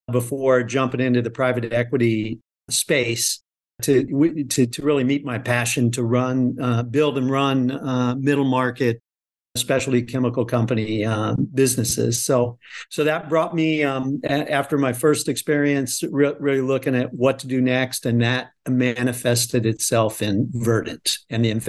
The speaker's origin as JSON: {"language": "English", "region": "Midwest", "country": "United States", "tie": "born or raised there", "said": "So, no, I grew up in the Midwest on a farm."}